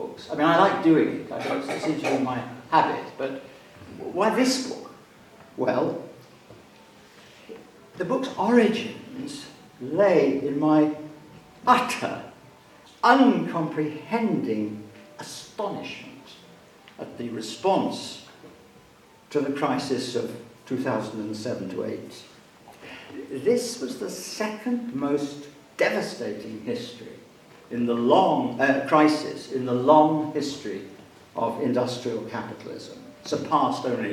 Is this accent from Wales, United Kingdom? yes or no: yes; Wales, United Kingdom; Wales and the Welsh, of whom I count myself one